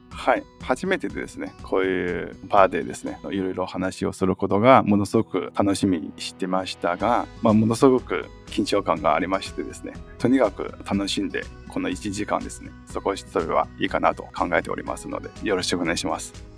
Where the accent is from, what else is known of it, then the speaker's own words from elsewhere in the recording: Northeast China, China; Japanese is a second language; moved away as an adult; also born or lived in Fukuoka, Japan; now in Tokyo, Japan; 中国の東北の方に、信陽という町なんですけども、出身なんですね。